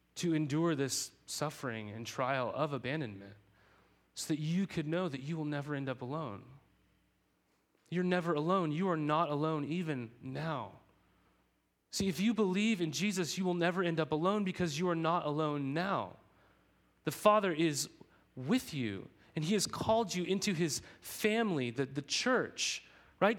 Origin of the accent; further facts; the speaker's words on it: United States; I'm an American, okay? I'm a citizen of this country.